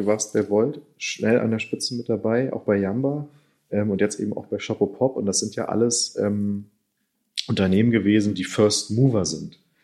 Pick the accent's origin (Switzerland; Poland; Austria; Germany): Germany; wir denn auch als Deutsche